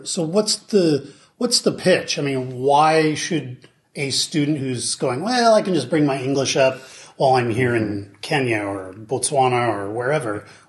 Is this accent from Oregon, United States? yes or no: yes; Oregon, United States; now in Seattle, United States; I'm from Oregon originally